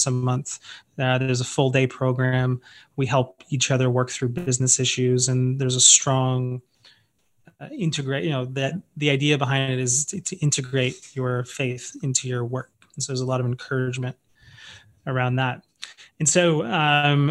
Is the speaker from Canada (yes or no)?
yes; Oakville, Ontario, Canada; moved away as an adult; now in San Antonio, United States; I was living in Toronto, Ontario, actually a town just outside of it called Oakville